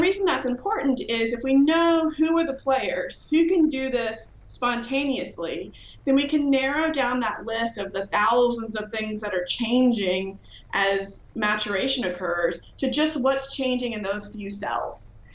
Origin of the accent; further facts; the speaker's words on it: Virginia, United States; moved away as an adult; now in Illinois, United States; I'm from Virginia.